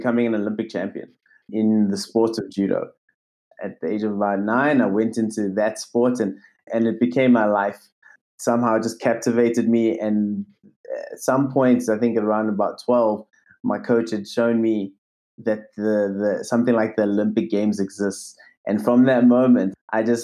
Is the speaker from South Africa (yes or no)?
yes; South Africa; I grew up in South Africa.